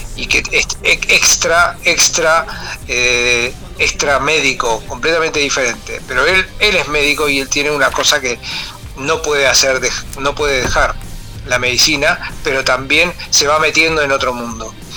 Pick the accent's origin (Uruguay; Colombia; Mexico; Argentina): Uruguay; Montevideo; yo soy de Montevideo y nací, nací en el barrio, en el barrio de Parque Rodó, Punta Carretas